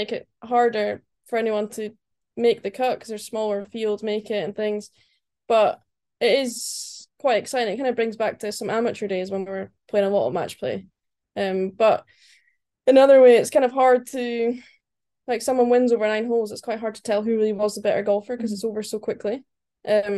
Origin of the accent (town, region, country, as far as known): Nethybridge, Scotland, United Kingdom; born or raised there; also born or lived in Aberdeen